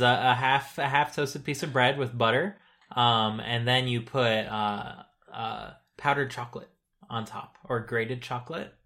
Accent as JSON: {"language": "English", "country": "United States", "said": "as an American who is not so American, I guess, uh, I grew up in a, in a half-French, uh, household"}